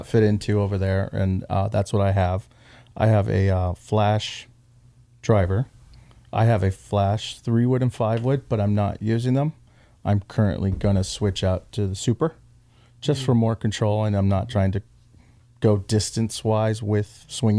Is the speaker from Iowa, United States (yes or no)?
no; Chula Vista, California, United States; also born or lived in Riverside; I grew up in Chula Vista. I now live in Pineda